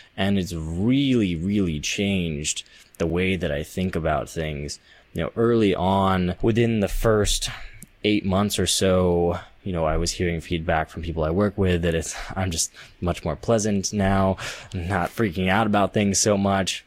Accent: Central Valley, California, United States; I was growing up in the Central Valley in California

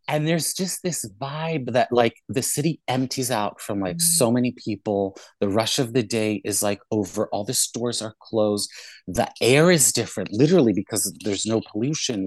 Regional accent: Israel; moved away as an adult; also born or lived in South Africa / Cape Town; now in New York, United States; Then we moved to Israel, where I mainly grew up

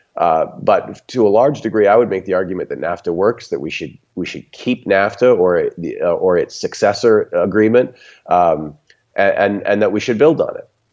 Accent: Texas, United States; as a Texan

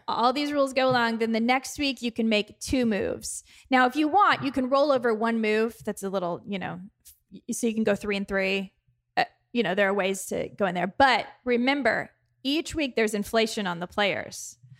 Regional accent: Texas, United States; accent: Texas; my Texas accent

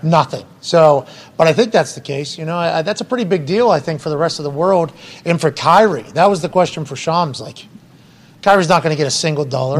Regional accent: Pennsylvania, United States; I'm from Pennsylvania. Pennsylvania, big state

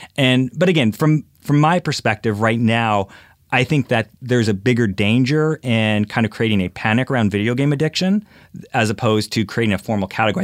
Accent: Philadelphia, Pennsylvania, United States; I'm from Philadelphia

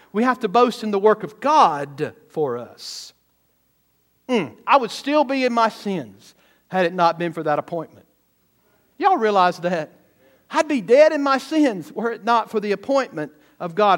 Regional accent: the South, United States; now in Missouri, United States; I grew up in the South

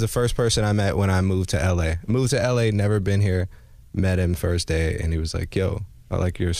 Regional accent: Pittsburgh, Pennsylvania, United States; now in Los Angeles, United States; And I'm from Pittsburgh.

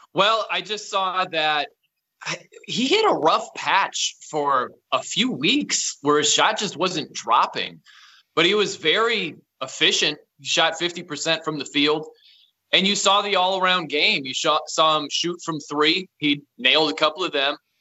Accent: South Bend, Indiana, United States; born or raised there; moved away as an adult; also born or lived in Fresno / Nashville / Albany, New York / Los Angeles

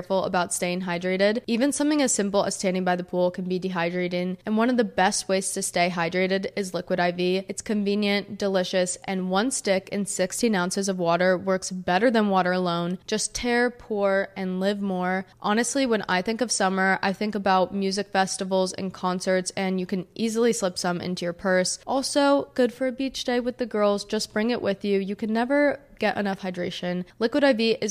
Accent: New Jersey, United States; also born or lived in Miami; I'm from New Jersey.

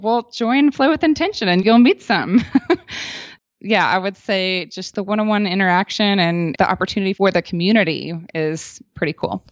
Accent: the South, United States; now in Boulder, Colorado, United States; We were both born and raised in the South

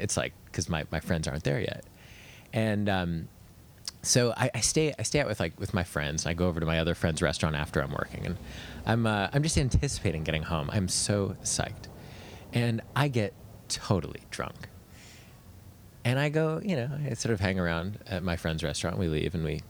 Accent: New York, United States; I grew up in New York.

